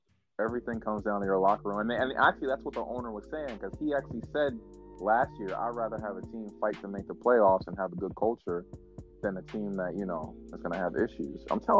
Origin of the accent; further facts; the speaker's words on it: New York, United States; I'm from Harlem.